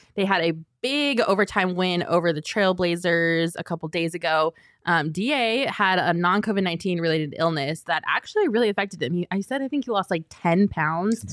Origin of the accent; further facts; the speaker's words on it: Colorado, United States; I'm from Colorado